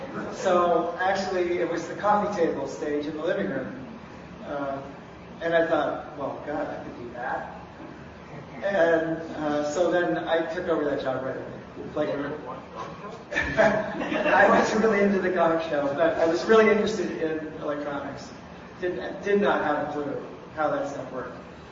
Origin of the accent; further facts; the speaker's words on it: Pelham, New York, United States; I grew up in Pelham, New York, in a high school that had no electronics, wasn't even a Radio Shack in town.